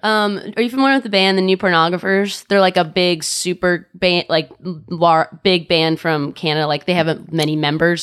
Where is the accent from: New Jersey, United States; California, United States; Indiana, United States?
California, United States; Orange County; I'm from Orange County